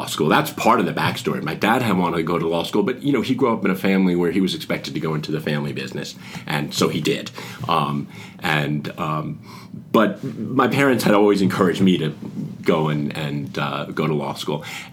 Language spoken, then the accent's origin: English; suburbs of the Bronx, New York area, United States; moved away; I grew up in the New York area, I always say the suburbs of the Bronx